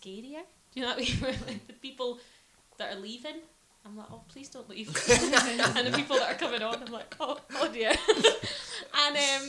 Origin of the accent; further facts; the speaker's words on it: Australia; moved away; I'm not from New Zealand, from Australia